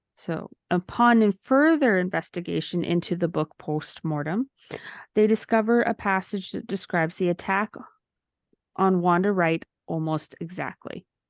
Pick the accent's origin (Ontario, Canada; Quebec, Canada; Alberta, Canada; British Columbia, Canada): Alberta, Canada; Valleyview; when I grew up in Valleview, is the population would be between two thousand and twenty-five hundred